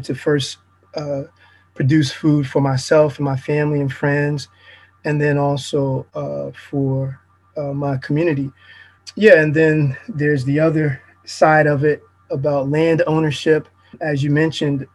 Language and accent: English; Hampton, Virginia, United States; growing up in Hampton